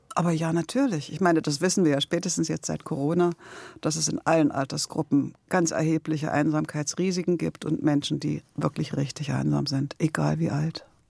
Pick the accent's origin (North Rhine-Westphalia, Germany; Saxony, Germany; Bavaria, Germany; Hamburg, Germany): Saxony, Germany; Leipzig; now in Berlin, Germany; ich bin in Leipzig geboren und aufgewachsen. Und dann bin ich nach Berlin gegangen